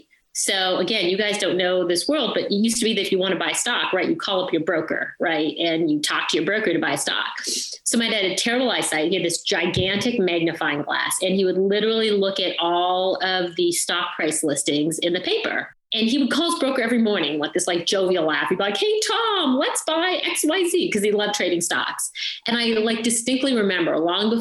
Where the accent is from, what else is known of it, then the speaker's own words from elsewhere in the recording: St. Catharines, Ontario, Canada; moved away; So I grew up in St. Catharines, Ontario. My parents immigrated to Canada when I was two. So I grew up in Ontario, and that's all I can really remember.